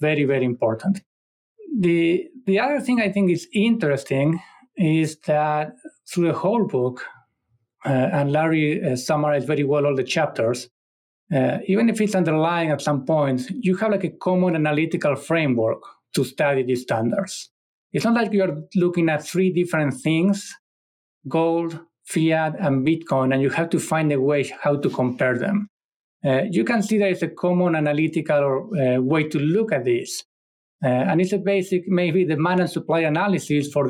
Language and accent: English; Argentina; moved away; my home country, Argentina